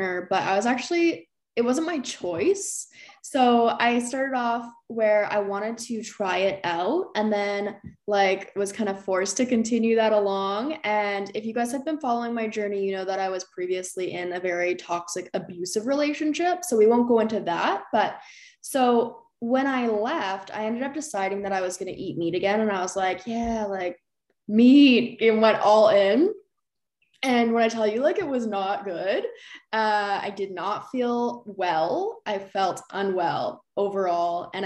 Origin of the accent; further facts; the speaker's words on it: Canada; another Canadian girl